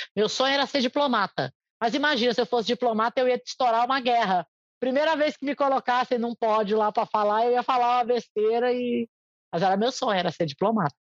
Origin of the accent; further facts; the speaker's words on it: Brazil; first language Portuguese; moved away as an adult; now in United States; o português é minha língua pátria